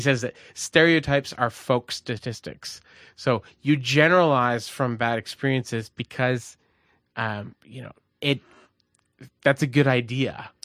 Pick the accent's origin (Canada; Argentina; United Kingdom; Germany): Canada; also born or lived in Baltimore / Montreal; growing up in Canada